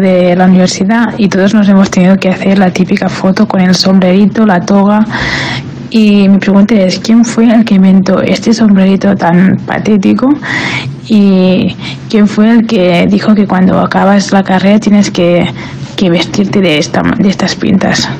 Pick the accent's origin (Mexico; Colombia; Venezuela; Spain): Spain; Barcelona, Catalonia; soy de Barcelona